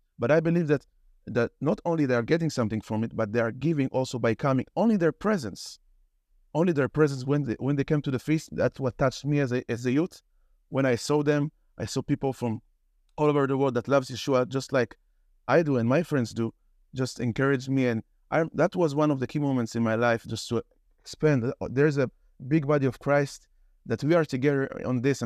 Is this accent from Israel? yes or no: yes; Israel; as a young person growing up in Israel